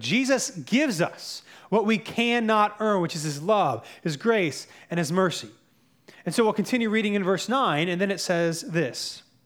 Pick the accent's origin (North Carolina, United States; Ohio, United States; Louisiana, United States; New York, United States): North Carolina, United States; moved away; I'm from North Carolina